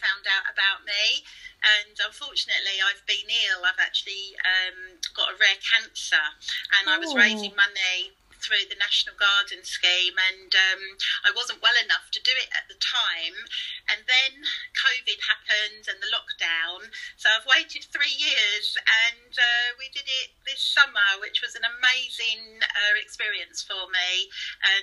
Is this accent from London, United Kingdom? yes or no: no; Rayleigh, East of England, United Kingdom; I'm from Rayleigh in Essex